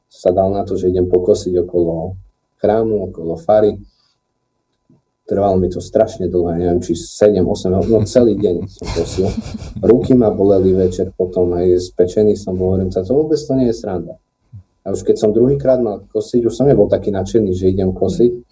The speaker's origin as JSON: {"language": "Slovak", "town": "Trebišov", "region": "Košice Region", "country": "Slovakia", "tie": "born or raised there", "said": "Ja pochádzam z Trebišova. Tam som sa narodil, v Trebišove."}